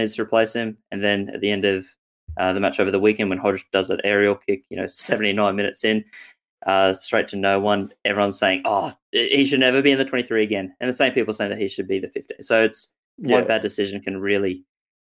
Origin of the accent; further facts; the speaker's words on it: Queensland, Australia; I'm the Queenslander